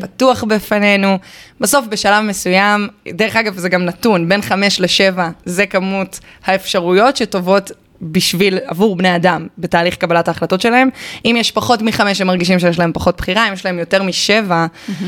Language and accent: Hebrew; Haifa, Haifa District, Israel; moved away as an adult; also born or lived in Boston; אני חיפאית גאה, למרות שלא גרתי שם מאז התיכון.